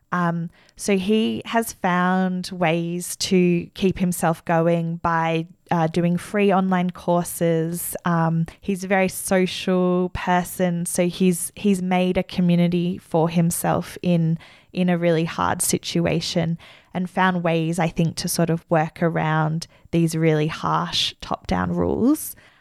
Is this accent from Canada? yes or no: no; Australia; as an Australian social worker